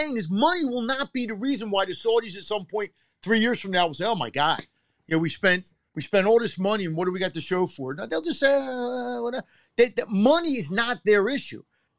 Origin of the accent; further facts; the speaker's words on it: Philadelphia, Pennsylvania, United States; I'm a Philadelphian.